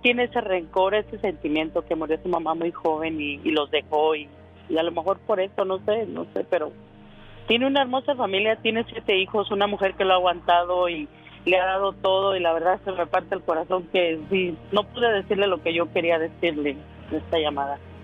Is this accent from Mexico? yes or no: yes; Guadalajara, Jalisco, Mexico; moved away; soy de Guadalajara